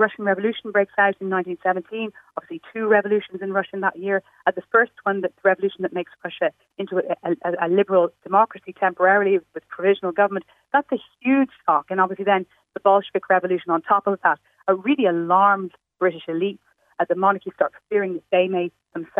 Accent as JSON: {"language": "English", "country": "Ireland", "also_born_or_lived": "Britain", "moved": "yes", "lives_now": "United Kingdom", "said": "as an Irish person living in Britain"}